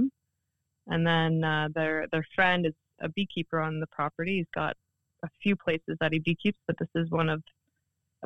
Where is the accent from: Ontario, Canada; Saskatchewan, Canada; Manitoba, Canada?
Ontario, Canada; Oshawa; now in Port Hope, Canada; I grew up in Oshawa